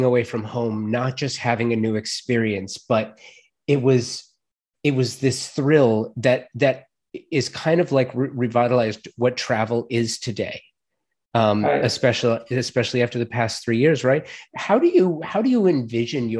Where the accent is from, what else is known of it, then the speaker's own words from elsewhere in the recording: Los Angeles, California, United States; When I was a kid, growing up in the San Fernando Valley